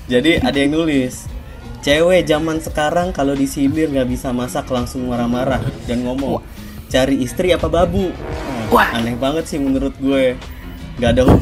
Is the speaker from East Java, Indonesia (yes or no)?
no; Bekasi, West Java, Indonesia; born there; Perkenalkan … asal dari Bali ya. Tapi Pasti. dari lahir dari Bekasi sih, asal orang tua doang